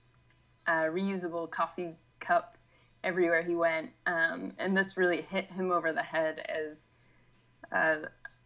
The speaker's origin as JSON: {"language": "English", "region": "West Virginia", "country": "United States", "tie": "born or raised there", "said": "I grew up in West Virginia, really close to Washington, D.C."}